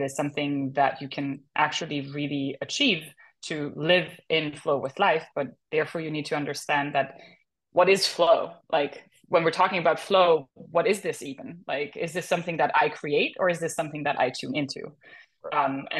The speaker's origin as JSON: {"language": "English", "country": "Germany", "moved": "yes", "lives_now": "Los Angeles, United States", "said": "I'm from Germany originally. I live in LA now"}